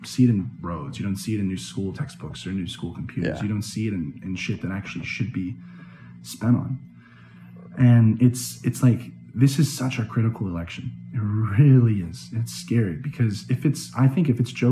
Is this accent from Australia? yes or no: no; Šabac, Serbia; now in United States; my hometown in Šabac